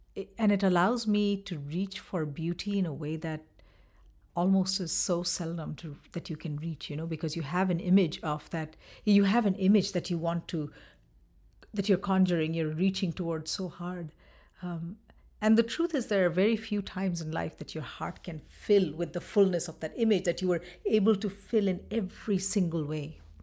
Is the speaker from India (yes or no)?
yes; West Bengal, India; moved away as an adult; now in Minnesota, United States; I'm from Bengal